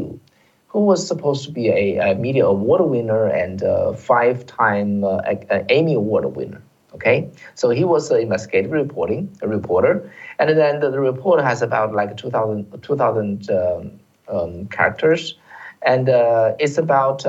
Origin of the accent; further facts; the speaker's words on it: China; now in United States; we came from China